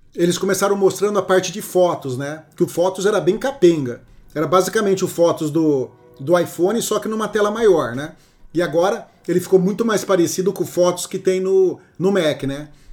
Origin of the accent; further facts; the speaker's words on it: Brazil; como bom brasileiro